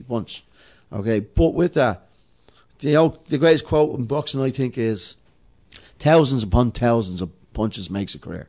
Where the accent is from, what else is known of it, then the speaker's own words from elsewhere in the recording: Dublin, Leinster, Ireland; I'm from Dublin 12.